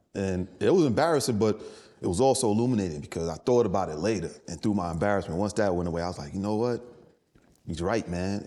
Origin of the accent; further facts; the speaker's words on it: New York City, New York, United States; moved away as an adult; also born or lived in Durham, North Carolina / Los Angeles; I grew up in the Bronx